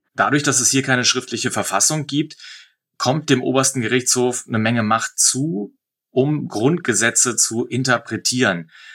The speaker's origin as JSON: {"language": "German", "country": "Germany", "moved": "yes", "lives_now": "Israel", "said": "bei uns in Deutschland"}